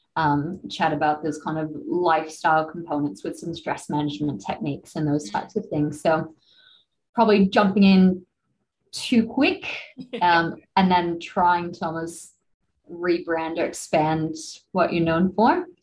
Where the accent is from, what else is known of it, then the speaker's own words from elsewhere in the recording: United States; now in Australia; I'm from the States originally